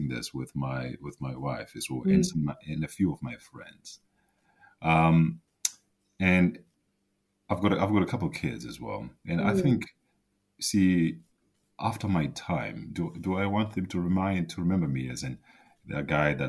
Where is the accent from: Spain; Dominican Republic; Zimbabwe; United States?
Zimbabwe; I grew up in Zimbabwe